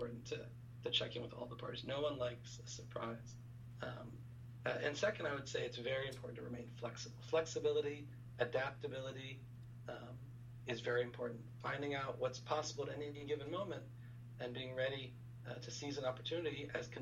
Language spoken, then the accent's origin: English; United States; I'm American